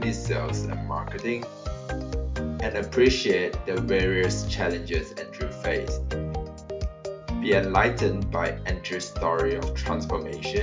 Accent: Malaysia; I'm from Malaysia

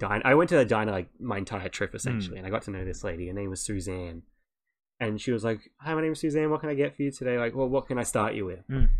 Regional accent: Australia; no, I'm from Australia.

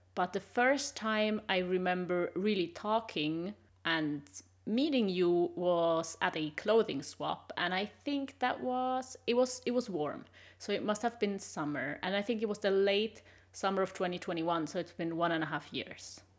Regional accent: Switzerland; English is a second language; moved away as an adult; also born or lived in Sweden; now in Germany; I'm originally from Switzerland

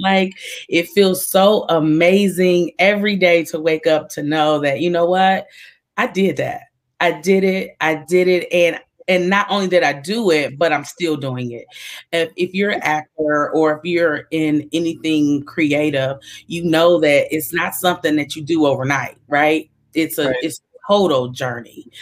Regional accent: Detroit, Michigan, United States; I am from Detroit, Michigan, the Motor City

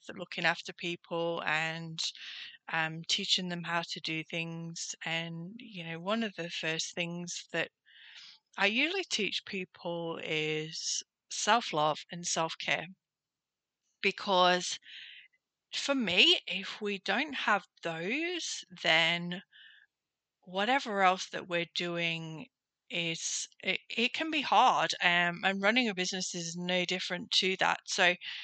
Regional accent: Nottingham, East Midlands, United Kingdom; moved away as an adult; now in Gold Coast, Australia; I'm originally from Nottingham in the UK

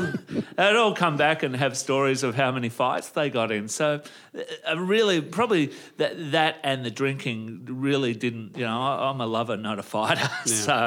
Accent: Langwarrin, Victoria, Australia; also born or lived in Frankston; Look, I was born at Frankston Hospital and I grew up in Langwarrin in Victoria, southeast Victoria, just out of Frankston, really.

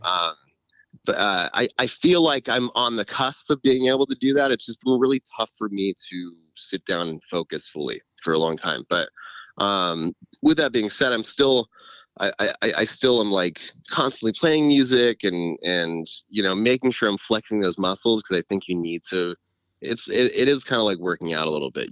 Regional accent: California, United States; I grew up in California

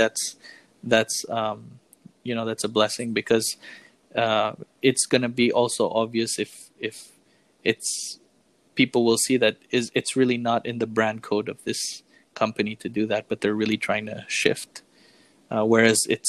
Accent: Philippines; As a Filipino

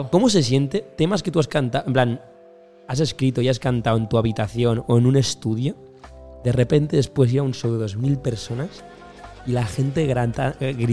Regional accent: Madrid, Community of Madrid, Spain

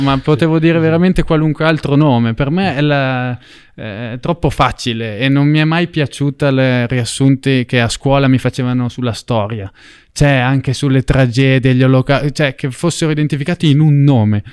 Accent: Italy; ero italiano e che quindi nel mio paese

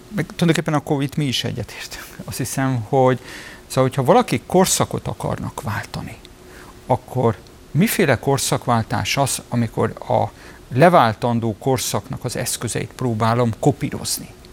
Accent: Budapest, Hungary; Tőzsökeres budapestiként

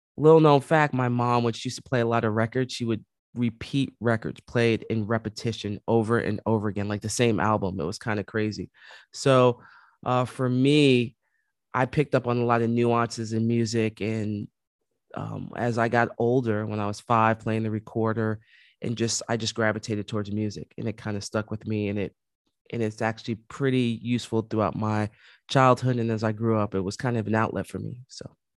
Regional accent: New York City, New York, United States; growing up in the Bronx, um, born and raised

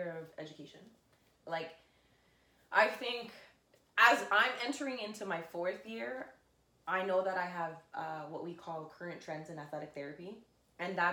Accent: Brampton, Ontario, Canada; born and raised in Brampton

